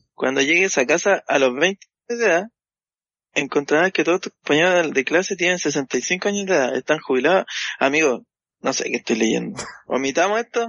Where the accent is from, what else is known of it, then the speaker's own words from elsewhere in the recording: Santiago, Santiago Metropolitan Region, Chile; yo, soy de Santiago, pues y en el departamento en el que vivo